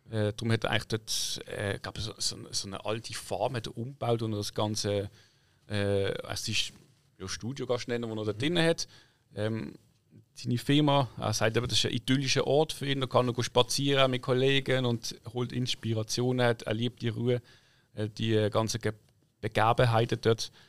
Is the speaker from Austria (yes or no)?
no; Switzerland; als Schweizer, äh, du weißt einfach, dass du überhaupt die Chance bekommst